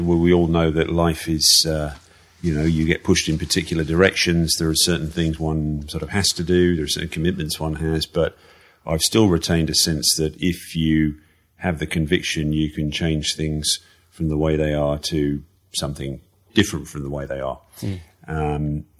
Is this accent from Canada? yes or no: no; Malaysia; also born or lived in Manchester, United Kingdom; well, I was born in Manchester, childhood. Manchester as a kid, and then moved to Malaysia when I was 7.